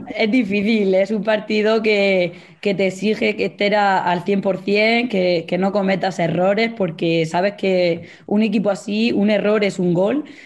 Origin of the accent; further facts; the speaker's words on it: Mula, Region of Murcia, Spain; soy de Mula